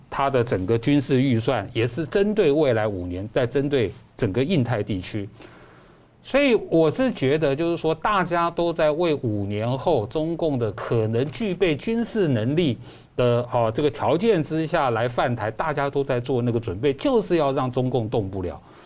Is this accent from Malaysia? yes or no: no; Taiwan; 我们台湾人民